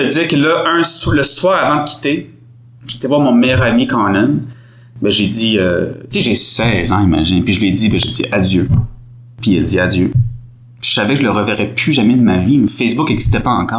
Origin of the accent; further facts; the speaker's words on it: Quebec City, Quebec, Canada; also born or lived in Montreal, Canada; je suis né à Québec